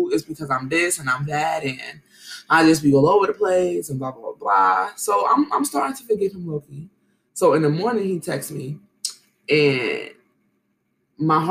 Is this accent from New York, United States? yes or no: yes; New York City, New York, United States; I grew up in Brooklyn